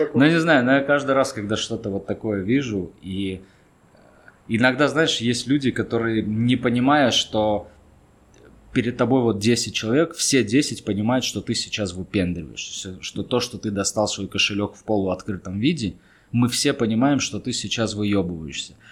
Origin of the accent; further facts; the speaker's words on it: Armenia; also born or lived in Moscow; я армянин